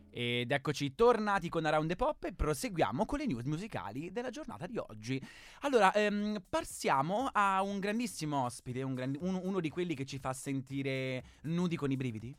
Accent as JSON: {"language": "Italian", "region": "Marche", "country": "Italy", "said": "io sono una marchigiana"}